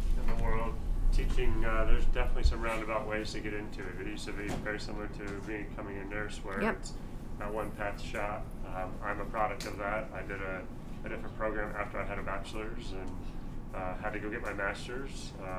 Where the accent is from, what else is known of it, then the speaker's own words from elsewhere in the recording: Lawrence, Kansas, United States; Growing up in Lawrence, guys, we talk about how it's a small college town.